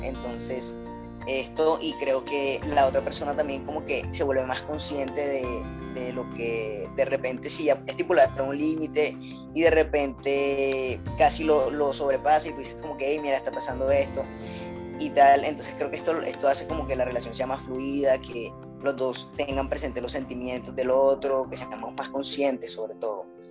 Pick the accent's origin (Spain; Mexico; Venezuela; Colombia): Colombia; Barranquilla, Atlántico; como siempre acompañándoles de Barranquilla. Acá les mando un saludo desde mi tierrita caliente